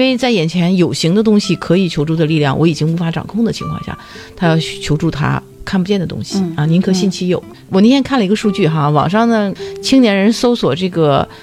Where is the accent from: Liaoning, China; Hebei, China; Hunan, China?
Liaoning, China; Dalian; 我们大连人都会去爬那个莲花山